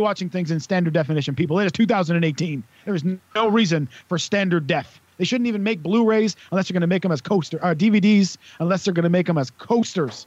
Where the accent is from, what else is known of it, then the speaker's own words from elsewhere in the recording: Wales, United Kingdom; also born or lived in Cwmbran, South Wales; when you're Welsh